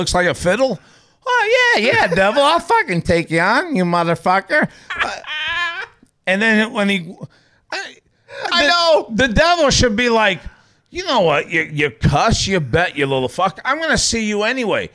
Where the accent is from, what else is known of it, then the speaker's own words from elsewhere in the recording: New York, United States; now in Missouri, United States; I'm from New York